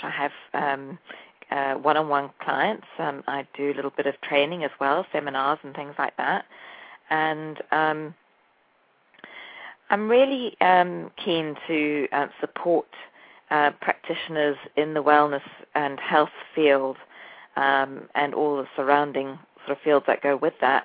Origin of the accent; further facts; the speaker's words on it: South Africa; moved away as an adult; also born or lived in England; now in New Jersey, United States; I am partly English and South African. I grew up in South Africa